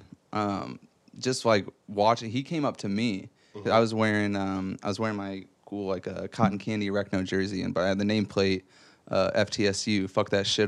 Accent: Fort Wayne, Indiana, United States; I grew up in Fort Wayne

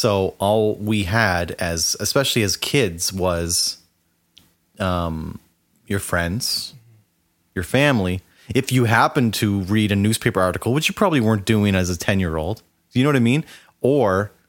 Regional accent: Canada; growing up in Canada

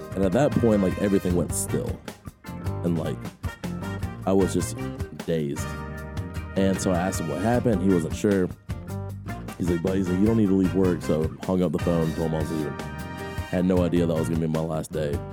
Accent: Augusta, Georgia, United States; I grew up here in Augusta, in North Augusta.

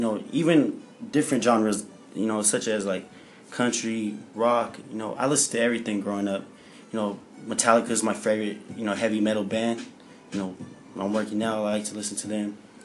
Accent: Phoenix, Arizona, United States; I'm from Phoenix, Arizona

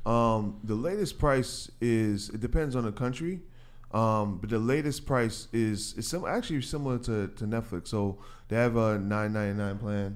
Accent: New York City, New York, United States; I'm Ha-, Haitian, but I'm from Queens

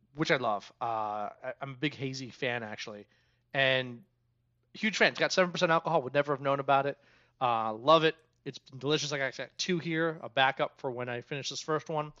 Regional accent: Germantown, Maryland, United States; I grew up in Germantown

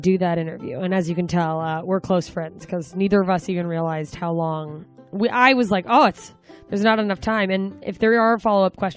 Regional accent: Anchorage, Alaska, United States; moved away as an adult; now in Los Angeles, United States; I'll be in Anchorage, Alaska this week, back in my hometown.

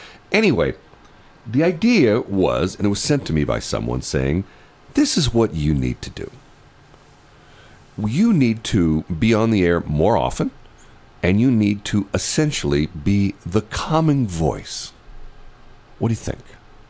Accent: United States; I'm a North County guy, okay? I grew up in North County.

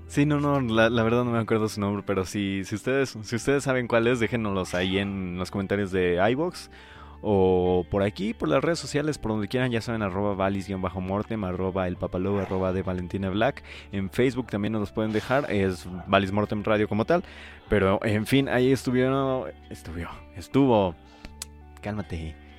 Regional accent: Paracho, Michoacán, Mexico; yo soy del centro de Paracho

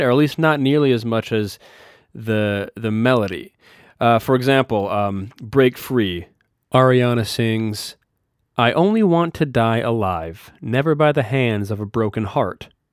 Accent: Minot, North Dakota, United States; my hometown of Minot, North Dakota

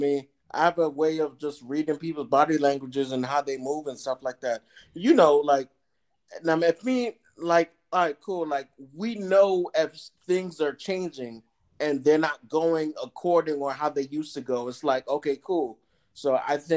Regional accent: New York, United States; now in Atlanta, United States; I'm … from New York, live in Atlanta

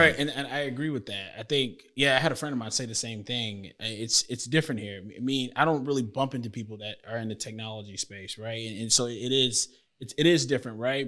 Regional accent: Tampa, Florida, United States; moved away as an adult; now in Houston, United States; I grew up in Florida

